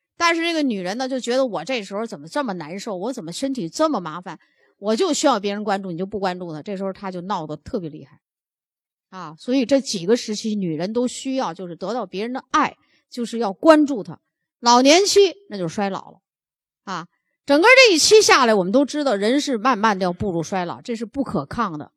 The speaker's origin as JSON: {"language": "Chinese", "country": "China", "said": "我们中国人"}